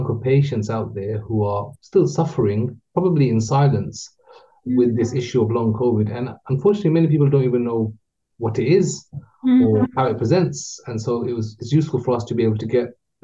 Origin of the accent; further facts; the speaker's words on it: Luton, East of England, United Kingdom; I was born in Luton, grew up in Luton